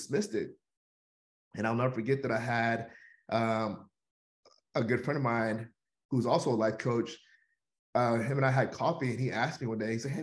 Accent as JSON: {"language": "English", "town": "Houston", "region": "Texas", "country": "United States", "tie": "born or raised there", "said": "I am born and raised in Houston, Texas. I've lived here all my life"}